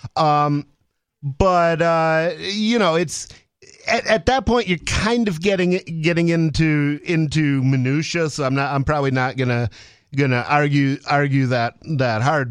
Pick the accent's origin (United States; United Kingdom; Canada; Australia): United States; Ann Arbor, Michigan; I grew up in Ann Arbor, Michigan